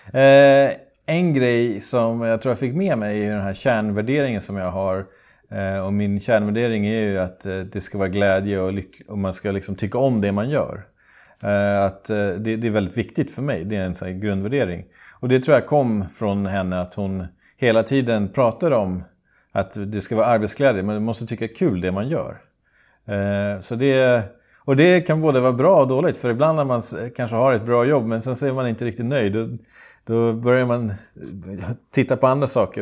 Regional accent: Sweden; now in Dubai, United Arab Emirates; jag har vuxit upp i skärgården

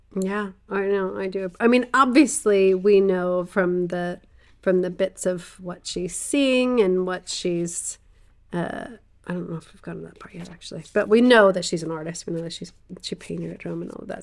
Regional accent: the South, United States; I grew up in the South

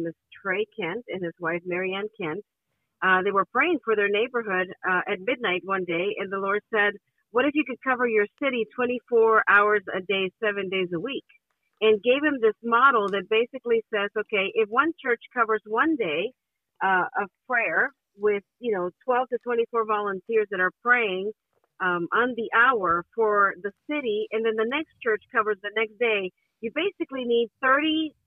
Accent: Honduras; English is a second language; moved away as an adult; I'm originally from Honduras in Central America, and I was studying architecture, minding my own business in Honduras

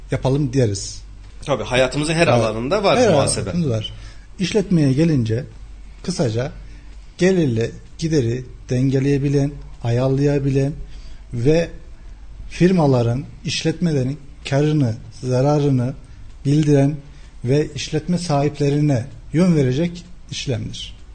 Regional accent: Kayseri Province, Turkey; 1982 Kayseri doğumluyum.

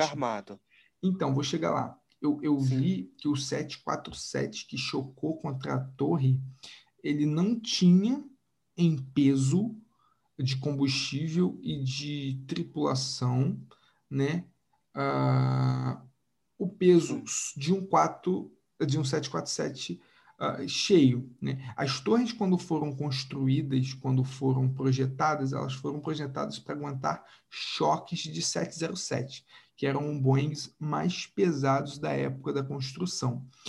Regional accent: Macaé, Rio de Janeiro, Brazil; aqui na minha região, no sudeste aqui, uh, no interior do Rio, como se ninguém soubesse que eu sou de Macaé

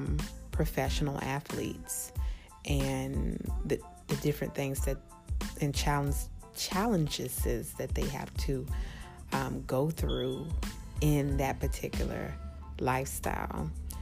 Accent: New Zealand; I am Kiwi. Hi guys, I'm back.

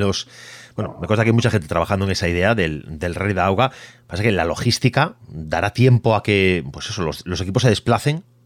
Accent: Galicia, Spain; Yo, como gallego

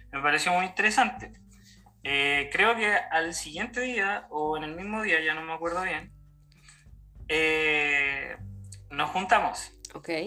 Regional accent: Santiago, Santiago Metropolitan Region, Chile; moved away as an adult; eh, vengo de Chile, eh, de la capital de, de, Chile, Santiago de Chile.

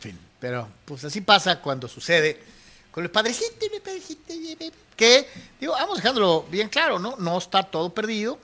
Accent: Mexico; yo como mexicano

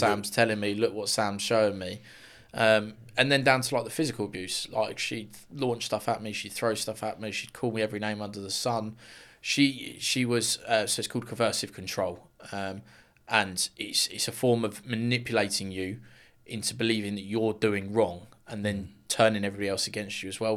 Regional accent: Luton, East of England, United Kingdom; I'm from Luton originally. Well, still am. Um, Luxuriant born and bred

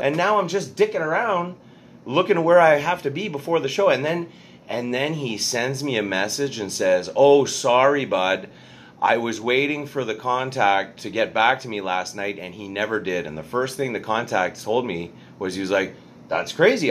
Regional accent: Montreal, Quebec, Canada; born or raised there

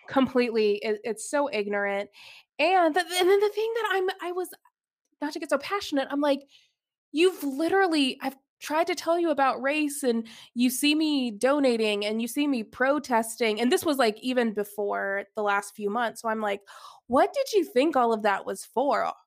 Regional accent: Alpharetta, Georgia, United States; I grew up in the suburbs of Atlanta, Georgia, so I grew up in Alpharetta

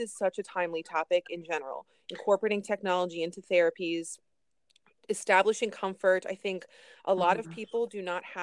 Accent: Catonsville, Maryland, United States; It's in Catonsville, Maryland.

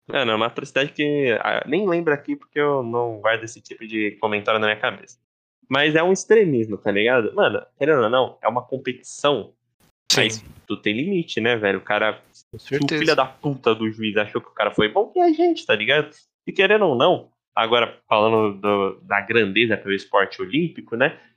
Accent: Brazil; eu particularmente, né, como sou brasileiro, sempre vou achar que o BR tá certo

